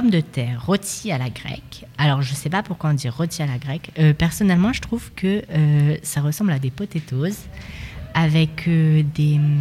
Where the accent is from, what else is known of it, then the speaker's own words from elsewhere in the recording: Perche, France; Pourtant, on vient du Perche.